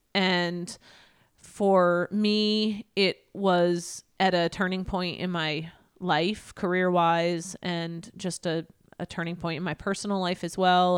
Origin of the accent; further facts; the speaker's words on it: Everett, Washington, United States; I am from Everett, Washington.